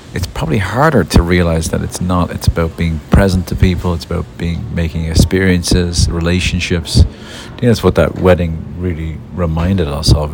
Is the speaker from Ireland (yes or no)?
yes; Dublin, Leinster, Ireland; moved away; my brother Jimmy, when we were growing up in Lansdowne Dance Hall uh, in Dublin